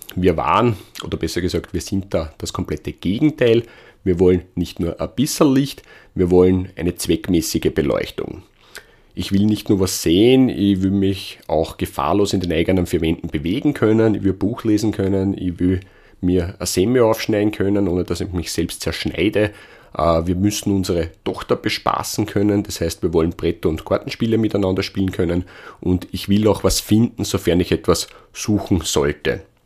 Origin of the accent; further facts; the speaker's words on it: Austria; Bei uns in Österreich